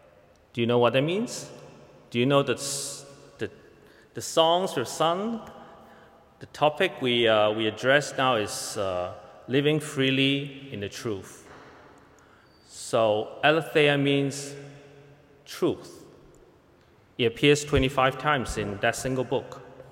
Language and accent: English; Hong Kong; moved away as an adult; now in Toronto, Canada; I came from Hong Kong to Toronto about 3 years ago when I began my seminary study just across the street at Knox College.